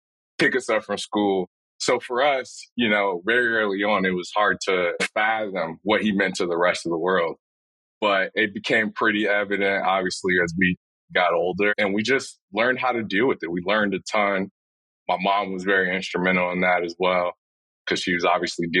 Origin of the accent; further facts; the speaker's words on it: Chicago, Illinois, United States; also born or lived in Orlando, Florida; I was born and raised in Chicago, Illinois